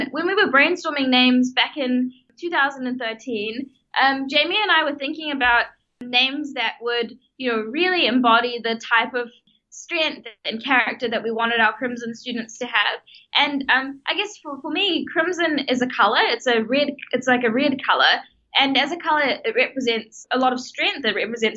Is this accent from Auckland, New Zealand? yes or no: yes; Auckland, New Zealand; also born or lived in South Africa; I was born in South Africa and my family moved to New Zealand when I was 8 years old. And I spent all of my high schooling years going to school in Auckland